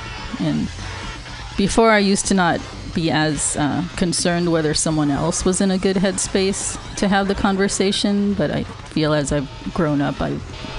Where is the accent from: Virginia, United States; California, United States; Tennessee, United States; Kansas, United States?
California, United States; Los Angeles; born there; also born or lived in San Diego; Not in the city. I was born in Los Angeles.